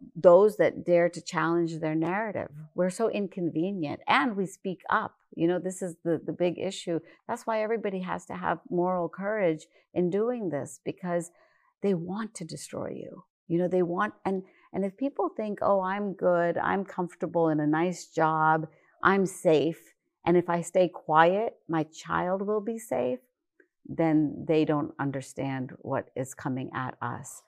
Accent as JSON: {"language": "English", "region": "West Virginia", "country": "United States", "tie": "born or raised there", "said": "I grew up in West Virginia"}